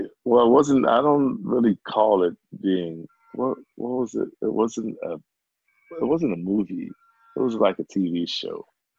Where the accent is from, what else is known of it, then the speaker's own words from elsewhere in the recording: England, United Kingdom; accent: British; British accent, you know, which also threw people off. They were like, where you from, man? I said, I'm from England.